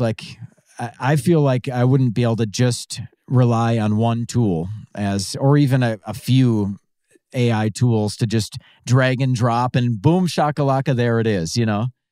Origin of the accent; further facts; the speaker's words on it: Pine City, Minnesota, United States; I am originally from a small town called Pine City, Minnesota